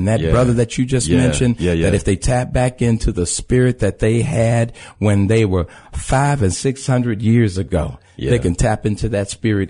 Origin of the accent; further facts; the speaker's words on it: Chicago, Illinois, United States; When they ask us where are you from? And I say, I'm from Chicago. They go, no, where are you from? {S5} Yeah. {S11} I was like, the West Side.